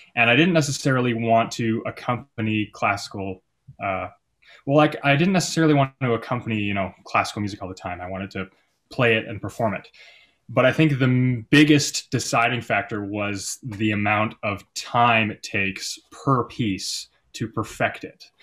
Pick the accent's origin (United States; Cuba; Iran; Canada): Canada; Calgary, Alberta; I moved back to my hometown of Calgary, Alberta